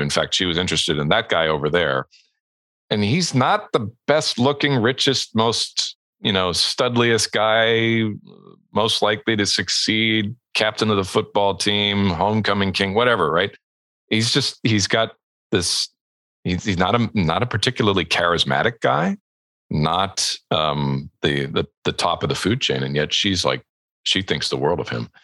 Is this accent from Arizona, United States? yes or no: no; Southern California, United States; moved away as an adult; also born or lived in Edmonton, Alberta, Canada; we emigrated to the United States and to Southern California specifically, uh, where I lived for the next 13 years until I was a young man